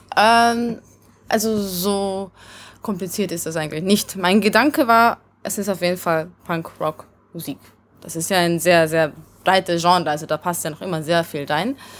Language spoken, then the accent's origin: German; Vienna, Austria; first language Hungarian; German is a second language; also born or lived in Hungary; ich bin halt in Wien aufgewachsen, deswegen ist mein Ungarisch komisch